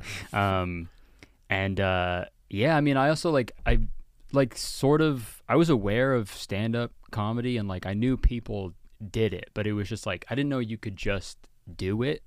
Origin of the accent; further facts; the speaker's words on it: Whitby, Ontario, Canada; also born or lived in Hamilton, Ontario / Toronto, Ontario; I grew up in Whitby, Ontario